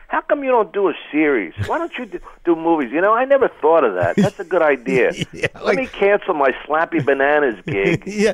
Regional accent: Philadelphia, Pennsylvania, United States; I'm from Philly. You know, how can you tell me what who to like?

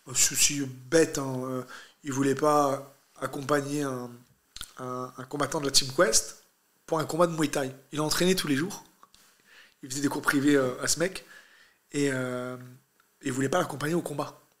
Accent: France; also born or lived in Brazil; je suis un Algérien né en France

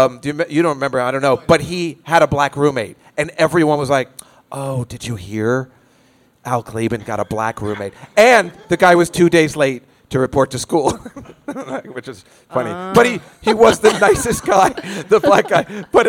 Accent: New Jersey, United States; I'm from Jersey.

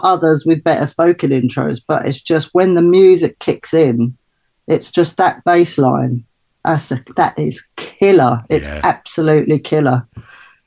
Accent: London, United Kingdom; I grew up mostly in Brixton. So I moved to Brixton when I was about just

